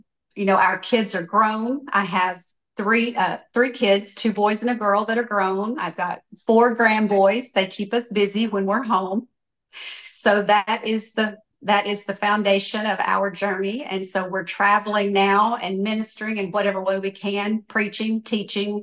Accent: West Tennessee, United States; born or raised there

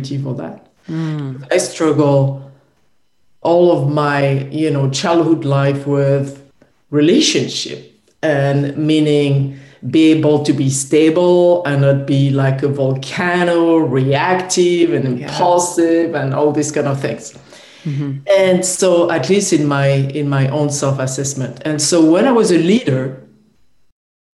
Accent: France; I was born in France.

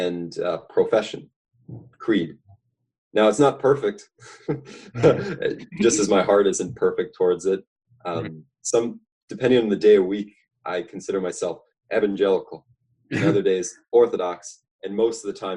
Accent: Pierre, South Dakota, United States; also born or lived in Lincoln, Nebraska; now in Grover Beach, United States; I grew up in Pierre, South Dakota.

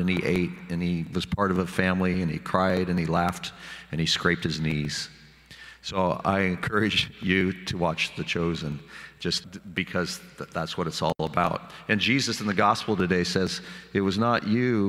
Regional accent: Sublimity, Oregon, United States; growing up in Sublimity, Oregon

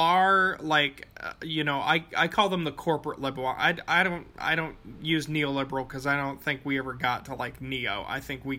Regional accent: Appalachia, United States; as an Appalachian

